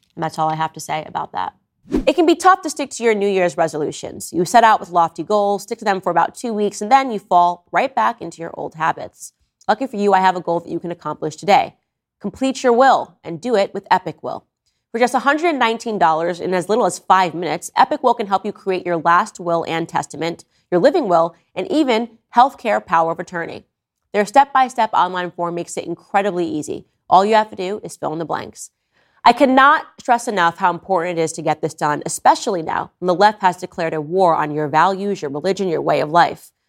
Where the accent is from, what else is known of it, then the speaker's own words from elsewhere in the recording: New York, United States; moved away; I was born in New York. My entire family lives in New York